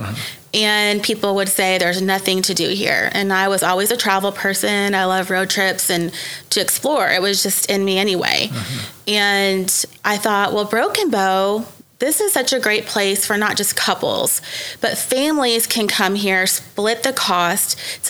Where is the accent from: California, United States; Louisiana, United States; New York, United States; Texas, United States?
Texas, United States; Dallas; moved away as an adult; also born or lived in Grapevine, Texas; now in Ponca City, United States; I'm from Dallas, Texas, went to Grapevine High School, moved to Ponca City, Oklahoma 15 years ago.